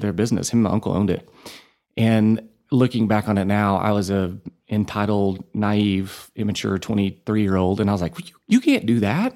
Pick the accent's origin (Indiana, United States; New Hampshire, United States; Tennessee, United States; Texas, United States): Texas, United States; Borger; now in Amarillo, United States; I grew up, born and raised in Borger